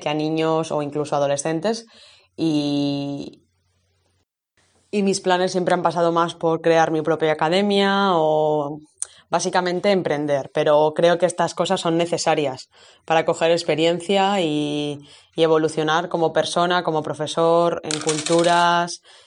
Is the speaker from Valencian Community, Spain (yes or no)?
no; Valladolid, Castile and León, Spain; moved away as an adult; also born or lived in Alcalá de Henares / Zadar, Croatia; now in Armagh, United Kingdom; volví a mi ciudad, que por cierto soy de Valladolid